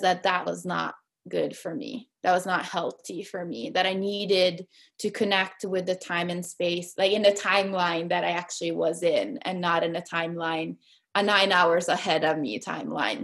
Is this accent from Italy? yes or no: yes; Perugia, Umbria, Italy; moved away as an adult; now in Seattle, United States; my grandma lives in Seattle, and I grew up in Italy